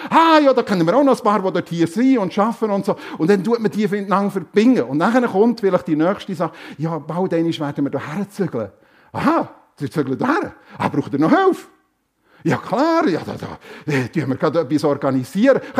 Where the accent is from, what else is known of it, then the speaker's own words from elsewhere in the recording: Germany; Ja, ich komme aus Deutschland.